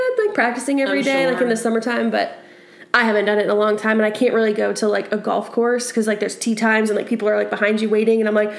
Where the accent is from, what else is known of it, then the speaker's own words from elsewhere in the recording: Maine, United States; where I grew up in Maine, that was like... Just, we had tons of fields